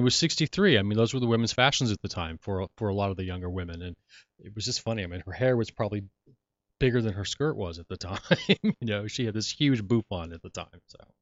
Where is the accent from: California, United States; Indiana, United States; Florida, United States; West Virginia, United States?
California, United States; Hollywood and Orange County; Hollywood in Central America and then Orange County